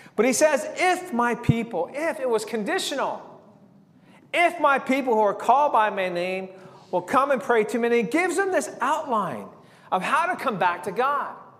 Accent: San Diego, California, United States; growing up in San Diego

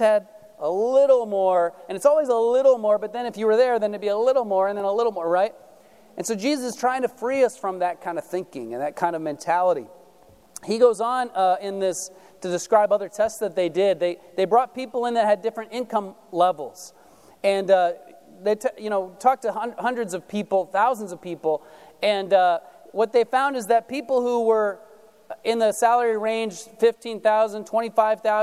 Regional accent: United States; us as American Christians

